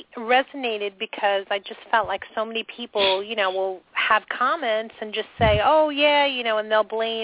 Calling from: New York, United States

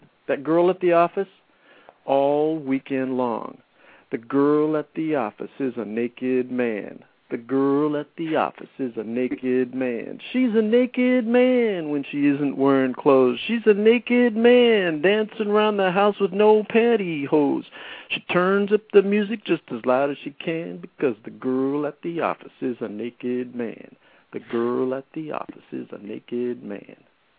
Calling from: Encinitas, California, United States; I'm calling from Encinitas, California.

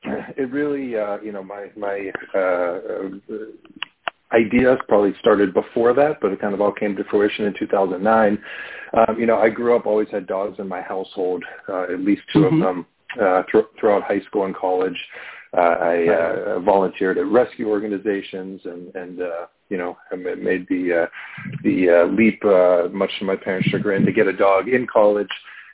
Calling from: Pittsburgh, Pennsylvania, United States; Pittsburgh, Pennsylvania.

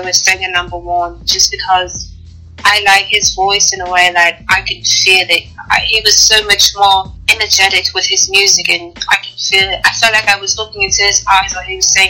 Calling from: United Kingdom; You know, I'm calling from the UK.

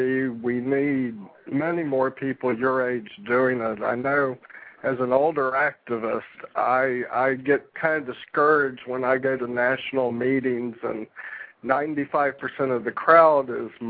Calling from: Florida, United States; This is … down in Florida.

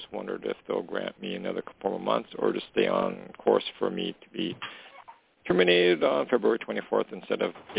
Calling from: Canada; calling from Canada.

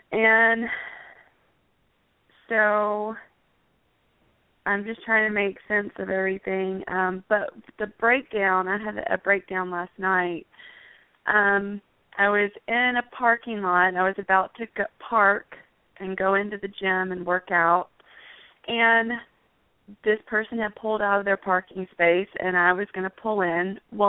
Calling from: Phoenix, Arizona, United States; I'm calling from Phoenix, Arizona.

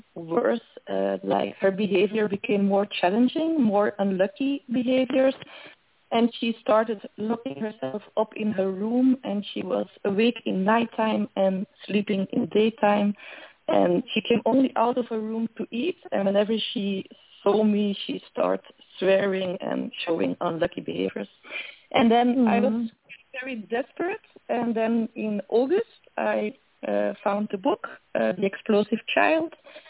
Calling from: Belgium; I'm calling from Europe, from Belgium

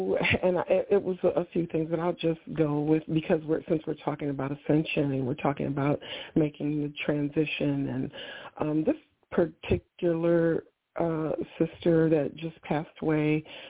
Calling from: Ohio, United States

